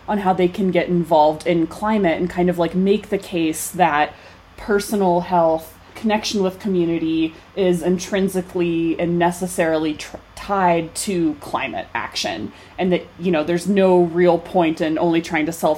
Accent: Fayetteville, Arkansas, United States; moved away as an adult; now in Colorado, United States; growing up in Fayetteville, track capital of the world, going to Razorback track meets

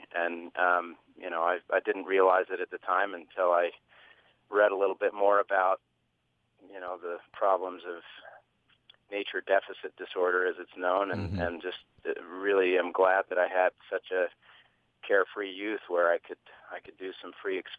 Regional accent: Connecticut, United States; moved away as an adult; also born or lived in Salt Lake City, Utah; now in Utah, United States; I was born in Salt Lake City, but left when I was a young boy and was raised in Connecticut.

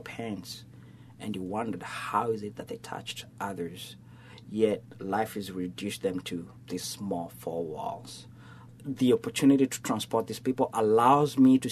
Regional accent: Nairobi, Kenya; now in Southwest Florida, United States; born in Africa, Kenya. I'm a city boy, so I was raised in Nairobi

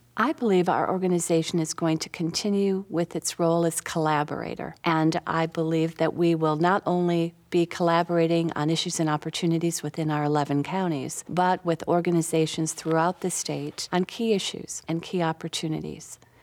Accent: Minnetonka, Minnesota, United States; now in South Carolina, United States; I grew up in Minnetonka, Minnesota

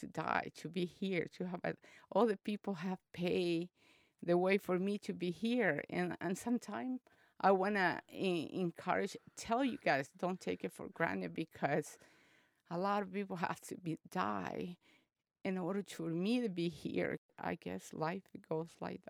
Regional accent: Chalatenango, El Salvador; now in California, United States; I was born in El Salvador, in a small country in Central America, in the city of Chalatenango, like in a small village called Guajila

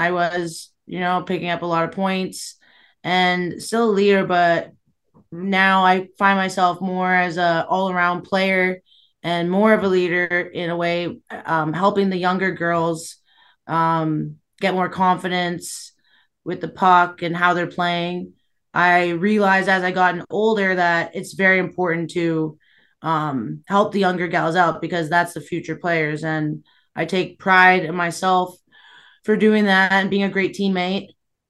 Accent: Toronto, Ontario, Canada; Yeah, I mean, I grew up in the Toronto area, and my dad always had an outdoor rink.

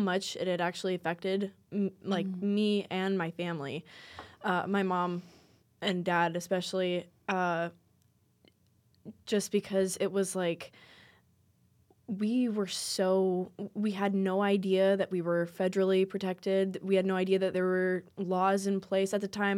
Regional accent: Custer, South Dakota, United States; I'm from Custer originally, and so it's a very tight-knit community.

